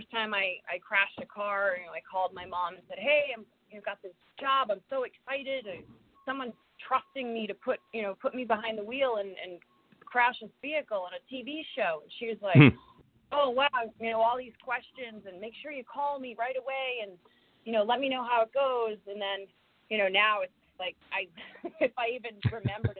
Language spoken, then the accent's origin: English; Rhode Island, United States; moved away as an adult; also born or lived in Connecticut / Brooklyn; I grew up in Rhode Island